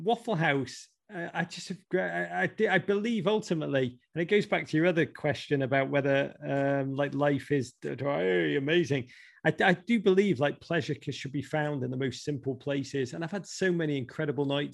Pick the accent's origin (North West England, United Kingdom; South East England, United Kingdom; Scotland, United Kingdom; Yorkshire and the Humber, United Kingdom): North West England, United Kingdom; Liverpool; moved away as an adult; now in United States; I grew up in Liverpool in the 1980s.